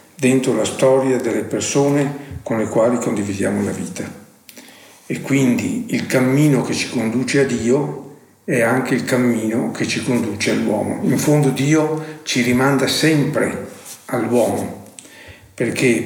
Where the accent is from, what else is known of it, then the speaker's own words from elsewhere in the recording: Cittadella, Veneto, Italy; also born or lived in Verona; Sono nato a Cittadelle, provincia di Padova